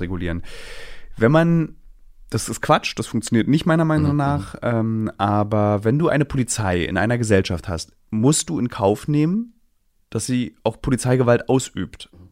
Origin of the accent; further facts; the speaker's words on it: Berlin, Germany; Ich bin einer als Berliner